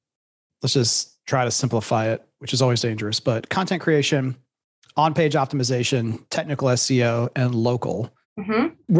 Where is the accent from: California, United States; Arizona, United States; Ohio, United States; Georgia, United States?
Ohio, United States; Columbus; Columbus, Ohio, my hometown.